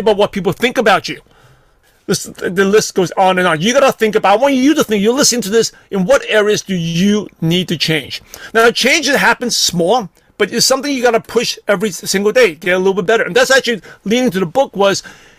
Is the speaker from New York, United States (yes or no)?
yes; New York City, New York, United States; growing up in Brooklyn, New York